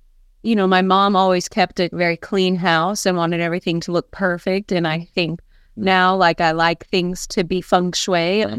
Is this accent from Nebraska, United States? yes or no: no; Arlington, Texas, United States; moved away as an adult; also born or lived in California / Fort Worth, Texas; now in Costa Rica; I grew up in Arlington, Texas.